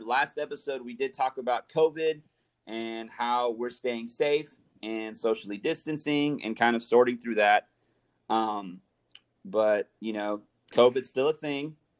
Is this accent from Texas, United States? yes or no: yes; Central Texas, United States; we're from Central Texas